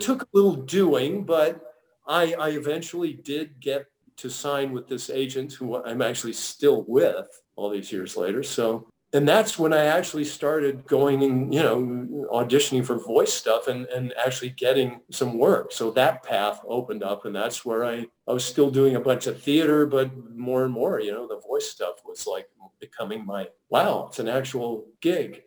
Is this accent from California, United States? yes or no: yes; San Jose, California, United States; moved away as an adult; also born or lived in Santa Barbara; now in Los Angeles, United States; my hometown of San Jose